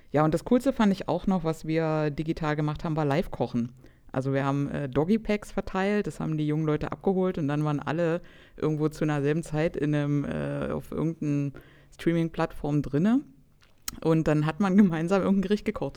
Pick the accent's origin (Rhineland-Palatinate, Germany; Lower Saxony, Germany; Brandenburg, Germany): Brandenburg, Germany; Cottbus; ich komme aus Cottbus in Brandenburg